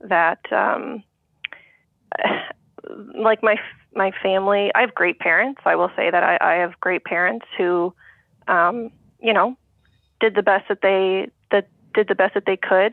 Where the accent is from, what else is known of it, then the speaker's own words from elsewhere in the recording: Canada; my fellow Canadians